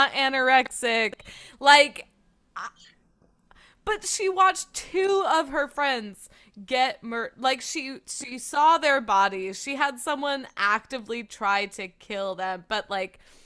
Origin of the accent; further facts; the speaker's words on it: Midwest, United States; I grew up in the Midwest